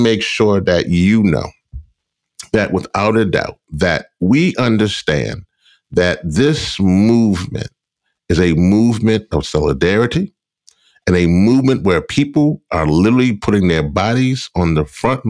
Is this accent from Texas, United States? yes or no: no; Louisiana, United States; my home area, my home state in Louisiana, in the Gulf Coast